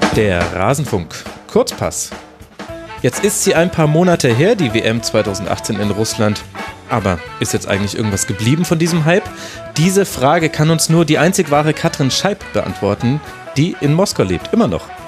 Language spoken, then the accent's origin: German; Munich, Bavaria, Germany; ich hier als Münchner